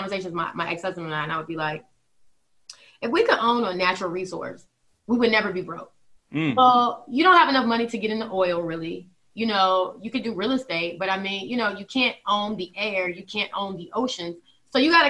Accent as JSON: {"language": "English", "region": "Virginia", "country": "United States", "said": "I'm from Virginia"}